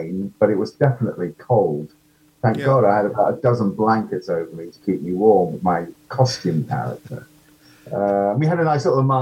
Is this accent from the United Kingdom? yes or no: yes; United Kingdom; accent: British; my, you know, horrible British accent.